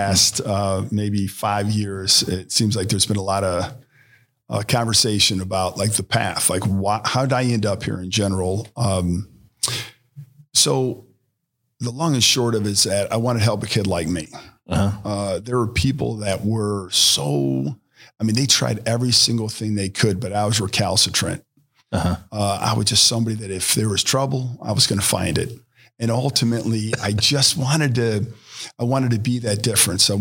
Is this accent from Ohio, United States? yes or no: yes; Cleveland Heights, Ohio, United States; now in Cincinnati, United States; Born and raised in Cleveland Heights, super blessed to be in this beautifully diverse area.